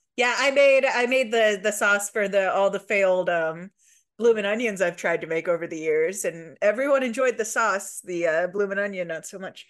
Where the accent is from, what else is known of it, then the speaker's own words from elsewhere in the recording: Midwest, United States; accent: slight Midwest; now in Louisville, United States; I think we both have a slight Midwest accent